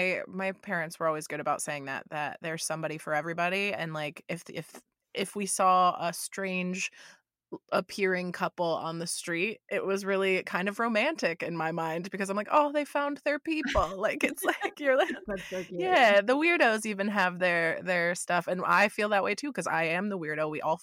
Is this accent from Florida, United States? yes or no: yes; Florida, United States; I moved from Florida, where I was always the weirdest one, the most outgoing, kind of strange one that everybody made fun of.